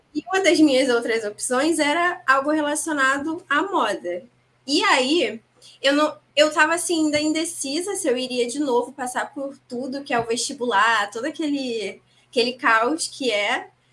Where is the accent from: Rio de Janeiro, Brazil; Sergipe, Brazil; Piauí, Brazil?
Rio de Janeiro, Brazil; eu falo aqui do Rio, sou carioca